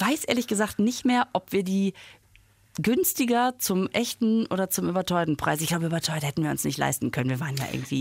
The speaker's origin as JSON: {"language": "German", "town": "Düsseldorf", "region": "North Rhine-Westphalia", "country": "Germany", "tie": "born or raised there", "said": "also bin ich ziemlich in der Nähe aufgewachsen"}